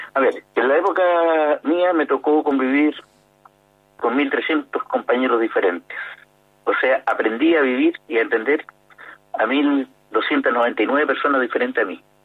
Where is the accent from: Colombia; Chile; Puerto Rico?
Chile; Osorno, Los Lagos; moved away; also born or lived in Santiago; yo llegué del sur, llegué de Osorno